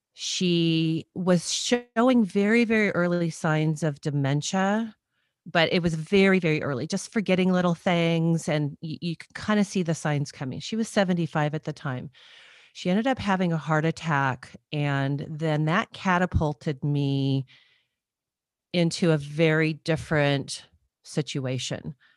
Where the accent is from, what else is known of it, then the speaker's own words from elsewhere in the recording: Southern California, United States; also born or lived in Redondo Beach, California; I grew up in Southern California and, um, went to college in Southern California